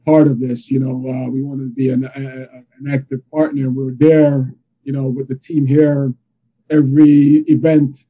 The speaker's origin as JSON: {"language": "English", "country": "Jamaica", "tie": "born or raised there", "moved": "yes", "lives_now": "Yonkers, United States", "said": "I am from New York. I am Jamaican by birth, but I'm a New Yorker for over two decades"}